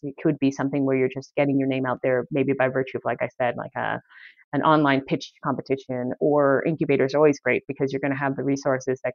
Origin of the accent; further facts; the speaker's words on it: Canada; moved away as an adult; also born or lived in Vancouver, Canada; now in California, United States; I am actually Canadian myself